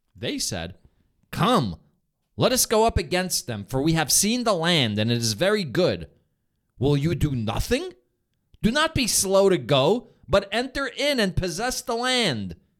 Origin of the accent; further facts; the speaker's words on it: New York, United States; "Where are you from?" And I'll say, like, "New York."